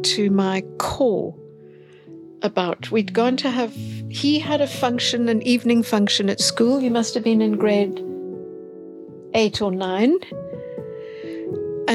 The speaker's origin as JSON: {"language": "English", "town": "Cape Town", "region": "Western Cape", "country": "South Africa", "tie": "born or raised there", "said": "I grew up in Cape Town"}